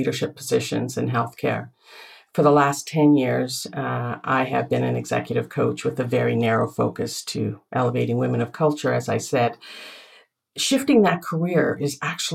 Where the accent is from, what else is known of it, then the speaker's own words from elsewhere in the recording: Canada; also born or lived in northern India; Where I was born was in India, in northern India, foothills of the Himalayas. And yet I came to Canada